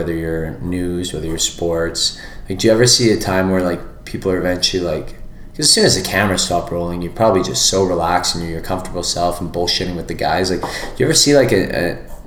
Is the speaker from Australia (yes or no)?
no; Canada; as a Canadian